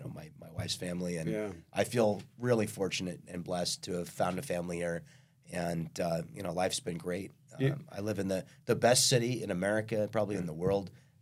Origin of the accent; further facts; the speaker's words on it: Kansas, United States; moved away as an adult; also born or lived in Missouri; now in Vista, United States; where I grew up in Kansas actually looks a lot like Vista.